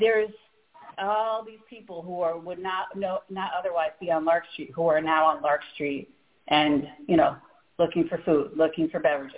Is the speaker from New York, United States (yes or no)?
yes; Saratoga Springs, New York, United States; also born or lived in Connecticut / Rochester, New York; now in Albany, United States; I was born in Albany. I wasn't raised here. I grew up in Saratoga and then Connecticut